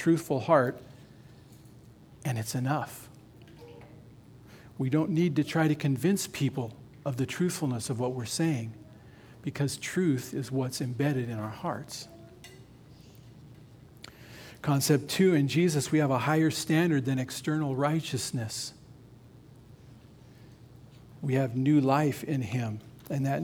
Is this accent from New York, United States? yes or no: no; Nevada, United States; I grew up in Nevada